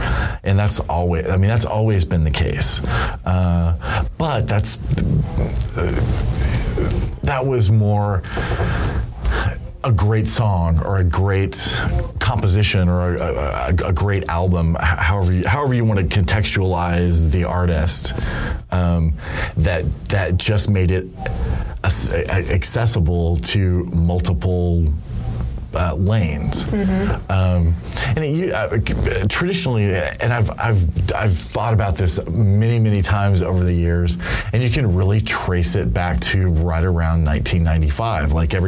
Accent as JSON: {"language": "English", "town": "Dallas", "region": "Texas", "country": "United States", "tie": "born or raised there", "also_born_or_lived": "Los Angeles, United States", "said": "I grew up in Los Angeles and Dallas primarily, and in both of those cities"}